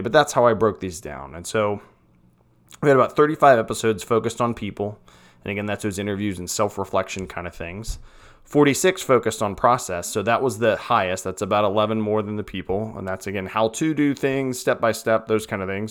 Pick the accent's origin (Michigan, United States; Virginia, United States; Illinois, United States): Virginia, United States; Petersburg; moved away as an adult; now in Lynchburg, United States; Richmond, Virginia, Petersburg area, which is where I came from